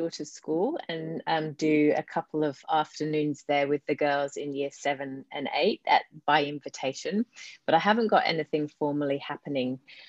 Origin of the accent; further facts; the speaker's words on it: London, United Kingdom; accent: English; moved away; So you might hear in my accent, I've got a bit of an English accent, the residue of, mind you, yes, I've been here 28 years. So it's, yes, but I grew up in London and came over here then.